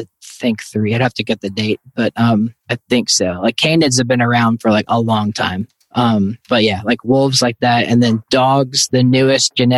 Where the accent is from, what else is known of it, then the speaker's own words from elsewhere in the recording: New York City, New York, United States; moved away; when I grew up in New York City